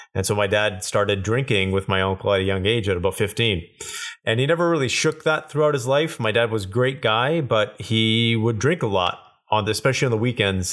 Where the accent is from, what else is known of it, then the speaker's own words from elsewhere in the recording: Kelowna, British Columbia, Canada; I grew up in Kelowna, British Columbia, so super small town at that time